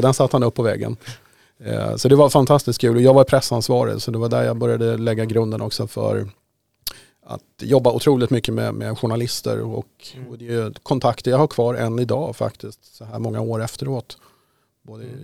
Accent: Haninge, Stockholm County, Sweden; i Haninge då där jag växte upp

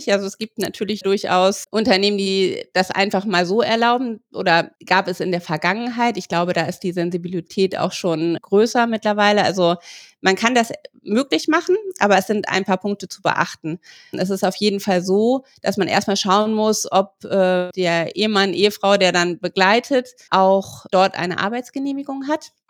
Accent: Bavaria, Germany; wenn ich als Bayer an einem katholischen Feiertag mich im no deutschen

